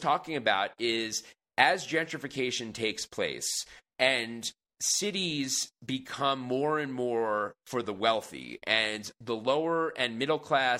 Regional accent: Long Island, New York, United States; I am originally from Long Island, born and raised.

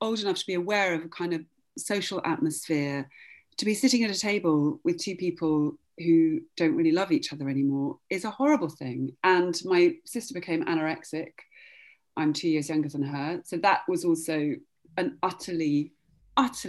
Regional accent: Oxford, South East England, United Kingdom; I grew up in Oxford

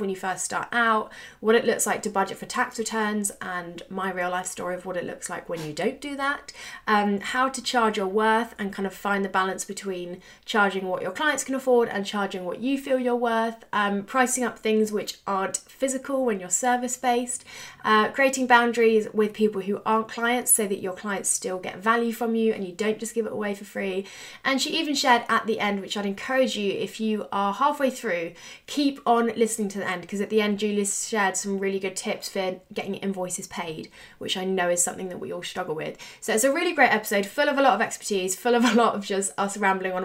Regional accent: United Kingdom; we're British

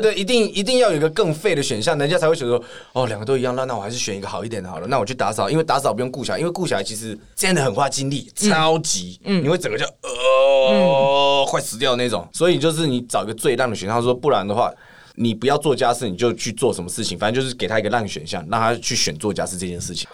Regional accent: Taiwan; accent: Taiwanese; 我的台湾腔出现

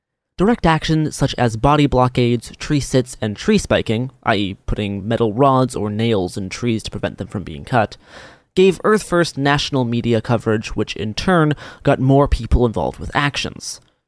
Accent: Portland, Oregon, United States; As the record high heat wave of 117 degrees hit my hometown of Portland, Oregon in late June 2021

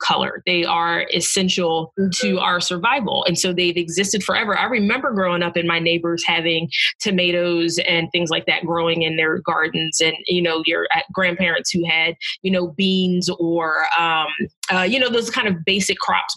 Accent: New Jersey, United States; I grew up in South Jersey, just right outside of Philadelphia, and then I moved back there a few years ago

